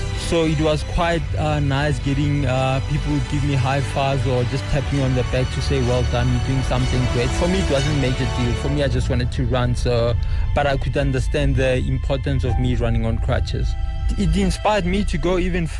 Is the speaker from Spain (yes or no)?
no; Rustenburg, North West, South Africa; also born or lived in Soweto, South Africa; I grew up all my life in Rustenburg. I was born in 1986 in Barra Hospital in Soweto